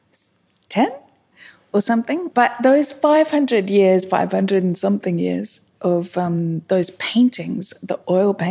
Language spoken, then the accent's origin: English; Melbourne, Victoria, Australia; moved away as an adult; now in Sydney, Australia; I'm from Melbourne, actually, but I've lived in Sydney for 20 years